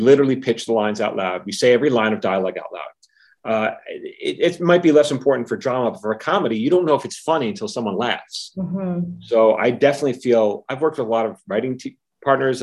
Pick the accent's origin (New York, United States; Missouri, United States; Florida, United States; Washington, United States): New York, United States; I'm from New York